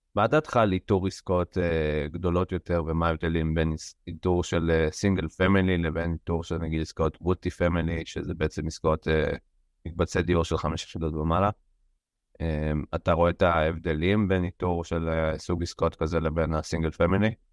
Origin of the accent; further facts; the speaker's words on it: Israel; לנו כישראלים